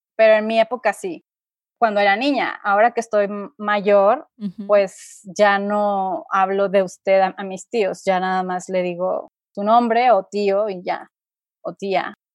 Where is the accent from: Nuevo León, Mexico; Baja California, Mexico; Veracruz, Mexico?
Nuevo León, Mexico; Monterrey; moved away as an adult; now in San Miguel de Allende, Mexico; yo soy del norte, del noreste de México, eh, específicamente de Monterrey